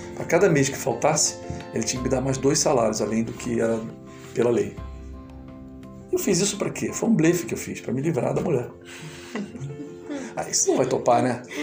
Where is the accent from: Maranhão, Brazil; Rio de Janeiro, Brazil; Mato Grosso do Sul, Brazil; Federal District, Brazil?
Rio de Janeiro, Brazil; Niterói; eu sou de Niterói, né, no estado do Rio